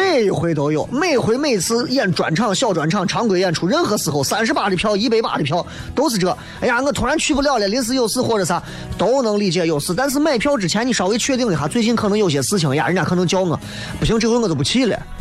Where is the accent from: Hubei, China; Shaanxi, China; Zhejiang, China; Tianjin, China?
Shaanxi, China; Xi'an; 我是西安的